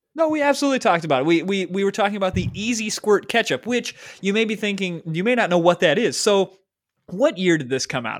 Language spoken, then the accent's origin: English; Michigan, United States; I grew up in Michigan